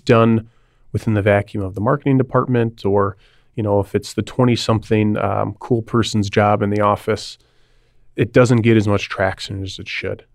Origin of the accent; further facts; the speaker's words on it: Milwaukee, Wisconsin, United States; also born or lived in Chicago; move back home. I'm from the Milwaukee area.